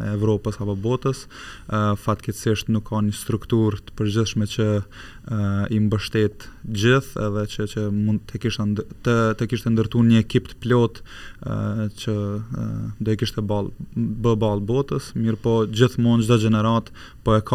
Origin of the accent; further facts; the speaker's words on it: Kosovo; moved away as an adult; also born or lived in Germany; now in Switzerland; kam lindur në Gjermani, në Gjermani. të Gjermanisë dhe pas luftës um, um, përfundova klasën e parë atje dhe pas luftës vendosëm prind me u kthy vullnetarisht në Kosovë